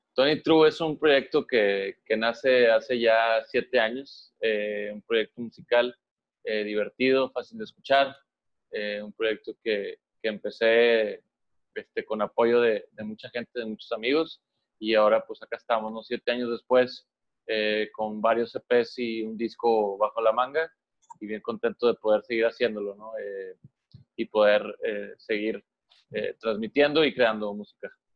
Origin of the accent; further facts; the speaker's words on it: Monterrey, Nuevo León, Mexico; somos de Monterrey.